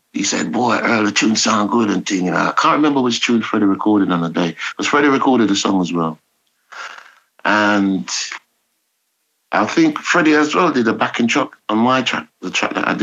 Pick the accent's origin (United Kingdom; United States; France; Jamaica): Jamaica; Kingston; I was born in Walton Park Road, in a kind of, not ghetto